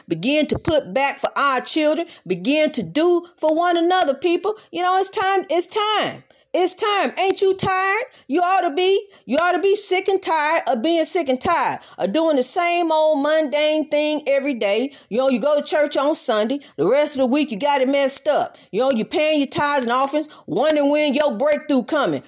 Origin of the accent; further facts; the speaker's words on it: United States; My parents were born here, and I was born here, so I am therefore American